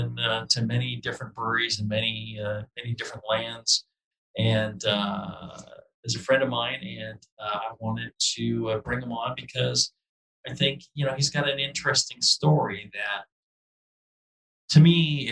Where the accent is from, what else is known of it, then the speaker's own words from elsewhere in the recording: United States; as a simple American